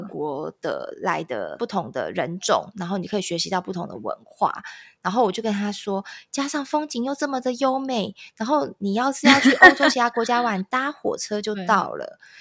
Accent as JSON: {"language": "Chinese", "country": "Taiwan", "said": "可是我们台湾人，呃，华人会觉得，我八点以前只要进家，这家店，你要等我 shopping 完，你才可以关"}